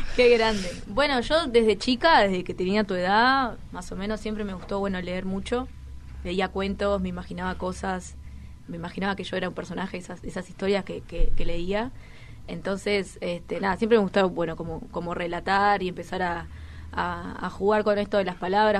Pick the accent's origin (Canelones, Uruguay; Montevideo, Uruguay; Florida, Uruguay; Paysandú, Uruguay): Canelones, Uruguay; Toledo; Yo soy de Toledo, Canelones